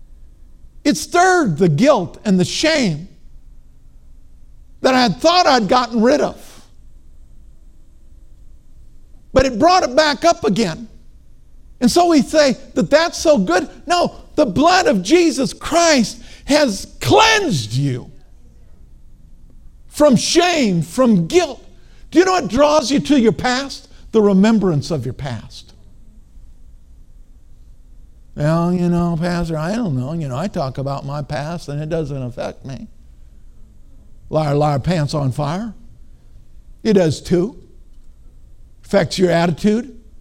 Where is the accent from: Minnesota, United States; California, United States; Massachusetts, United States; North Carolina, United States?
Minnesota, United States; I grew up in Minnesota